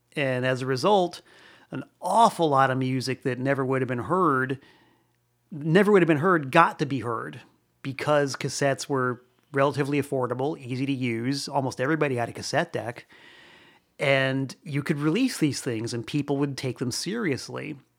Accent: Florida, United States; now in Danbury, United States; I'm originally from Florida

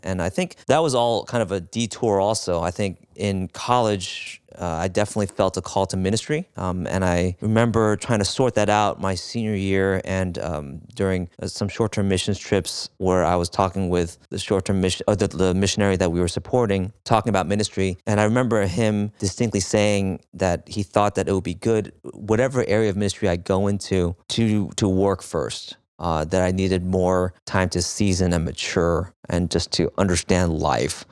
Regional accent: New York, United States; I was born in New York, in Flushing

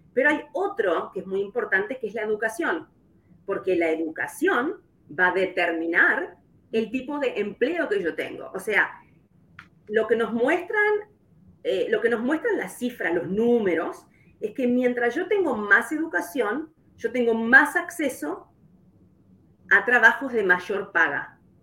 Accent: Uruguay; moved away as an adult; now in Kansas City, United States; soy de Uruguay, como mencionaste, ya hace 22 años que estoy aquí en Kansas

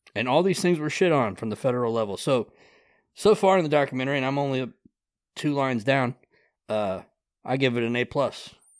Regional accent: Grass, Ohio, United States; I grew up in Grass, Ohio

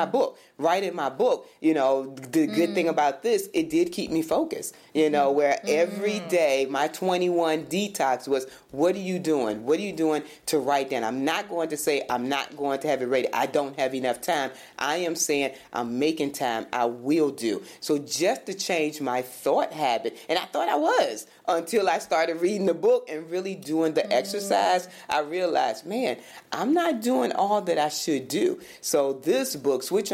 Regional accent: Virginia, United States; also born or lived in Michigan; now in Florida, United States; growing up in Virginia, small town, going to Michigan, and then even coming here.

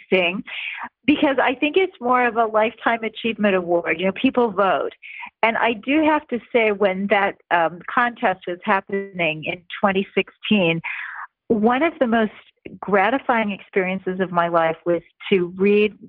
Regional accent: Kansas City, Missouri, United States; I grew up in Kansas City, Missouri, two blocks off Main Street

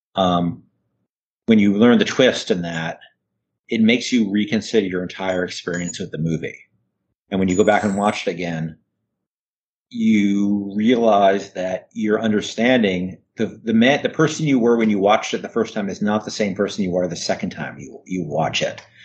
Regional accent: northern New Jersey, United States; also born or lived in New York City, United States; I was born in New York, and I grew up in northern New Jersey, which is not very far from New York.

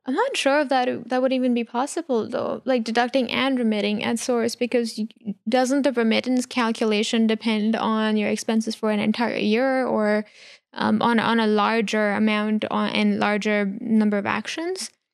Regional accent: India; moved away; I grew up in India

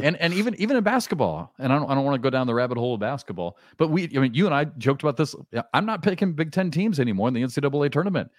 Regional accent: Iowa, United States; moved away as an adult; also born or lived in Kansas / Southeast US; now in Southeast, United States; I grew up in Iowa

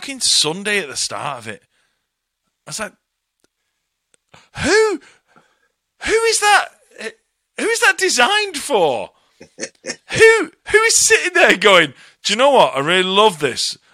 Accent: Bury, North West England, United Kingdom; moved away as an adult; Manchester, Bury, just north of Manchester

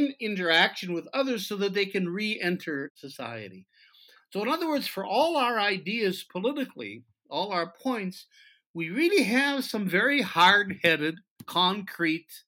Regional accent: United States; now in Israel; I came from the United States. I wasn't born here

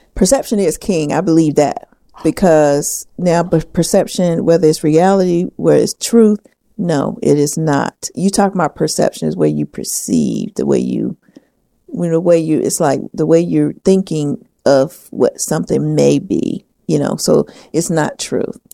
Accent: the South, United States; accent: southern; my southern accent

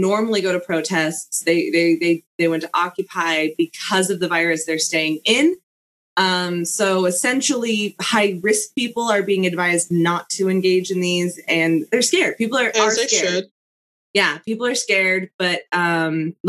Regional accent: Utah, United States; we're from Utah

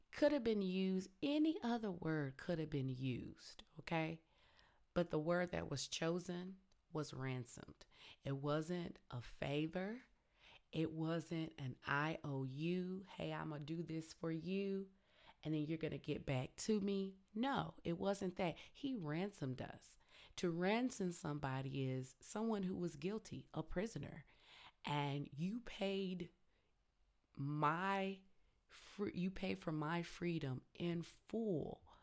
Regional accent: Tennessee, United States; I'm country, I'm from Tennessee

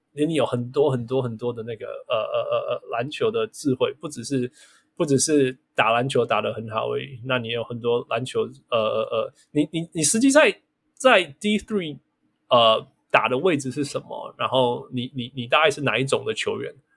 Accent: Canada; 我们是加拿大人

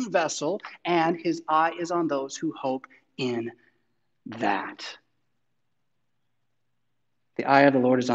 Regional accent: United States; I want to boast of being an American.

